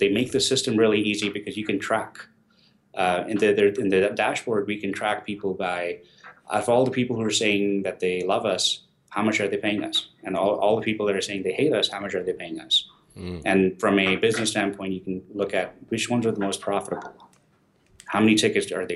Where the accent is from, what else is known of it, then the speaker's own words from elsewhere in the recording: India; I'm Indian.